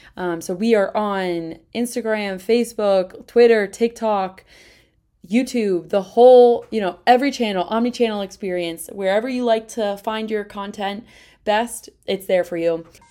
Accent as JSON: {"language": "English", "region": "East Coast", "country": "United States", "moved": "as an adult", "lives_now": "Midwest, United States", "said": "I'm from East Coast, moved to the Midwest"}